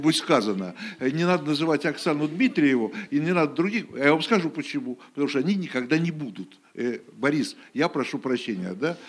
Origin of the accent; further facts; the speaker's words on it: Moscow, Russia; now in Saint Petersburg, Russia; в моем родном городе